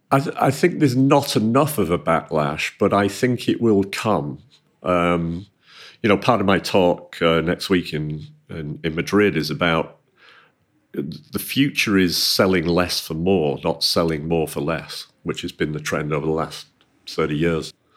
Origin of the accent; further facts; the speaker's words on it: Manchester, North West England, United Kingdom; I grew up in Manchester.